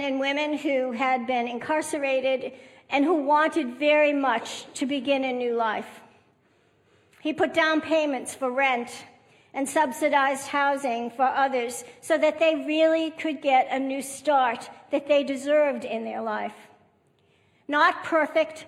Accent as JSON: {"language": "English", "region": "Massachusetts", "country": "United States", "tie": "born or raised there", "moved": "yes", "lives_now": "Texas, United States", "said": "I grew up on the East Coast in Massachusetts"}